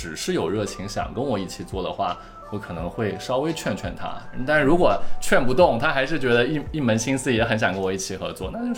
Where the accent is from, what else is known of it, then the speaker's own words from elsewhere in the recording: Shanghai, China; 我是上海人。